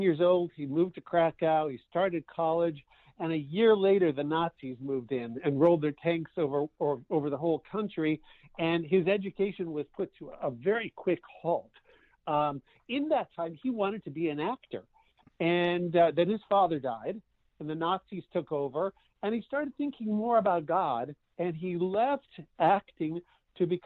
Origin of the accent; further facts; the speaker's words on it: Canada; moved away; I grew up in Canada